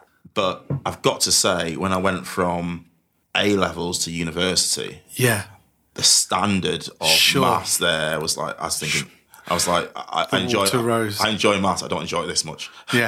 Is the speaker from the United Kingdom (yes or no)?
yes; Manchester, North West England, United Kingdom; accent: Mancunian; I don't try to hide my Mancunian accent anymore. It just diluted.